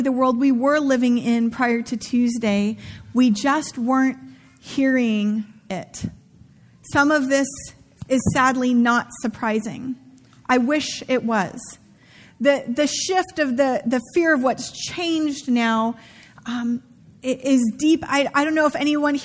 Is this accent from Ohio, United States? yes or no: no; Santa Rosa, California, United States; where I grew up in Santa Rosa